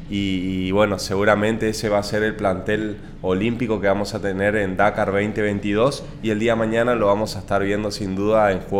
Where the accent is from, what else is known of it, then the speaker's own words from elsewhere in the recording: Argentina; lo que quiere lograr como atleta, como representante argentino.